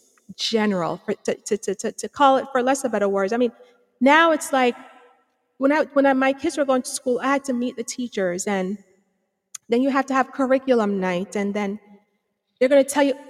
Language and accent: English; Jamaica; moved away; I'm from Antigua Bay, Jamaica. I mean, I have some education, you know, across the waters there and some here